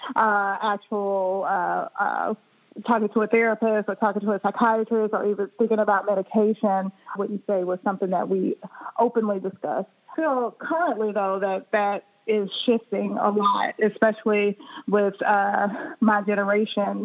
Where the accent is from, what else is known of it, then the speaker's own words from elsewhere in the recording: Birmingham, Alabama, United States; moved away as an adult; also born or lived in Boston, Massachusetts; now in Maryland, United States; I'm originally from Birmingham, Alabama